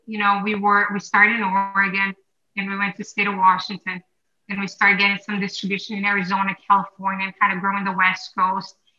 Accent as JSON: {"language": "English", "country": "Brazil", "tie": "born or raised there", "moved": "yes", "lives_now": "United States", "said": "I grew up in Brazil"}